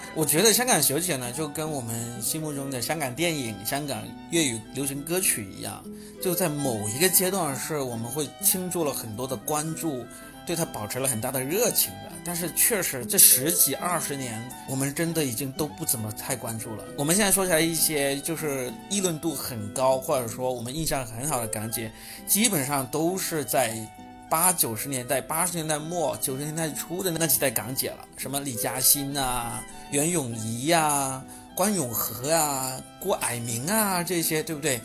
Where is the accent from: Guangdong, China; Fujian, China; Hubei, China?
Guangdong, China; Shenzhen; 只有我们深圳人才是在认真地防疫